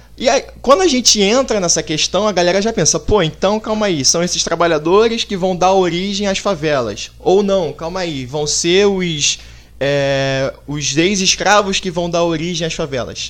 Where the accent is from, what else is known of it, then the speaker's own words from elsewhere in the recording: Niterói, Rio de Janeiro, Brazil; A gente que vive aqui, pelo menos eu sou de Niterói